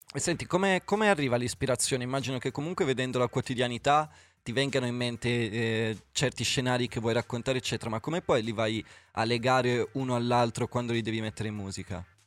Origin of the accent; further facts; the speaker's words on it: Milan, Lombardy, Italy; io da milanese